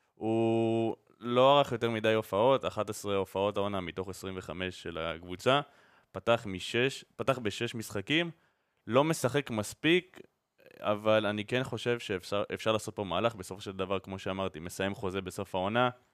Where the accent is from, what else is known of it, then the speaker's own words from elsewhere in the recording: Israel; אנחנו גדלנו פה ואנחנו חיים פה